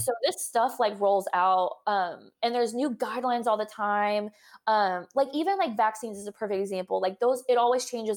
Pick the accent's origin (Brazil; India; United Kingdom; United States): United States; Texas; I'm from Texas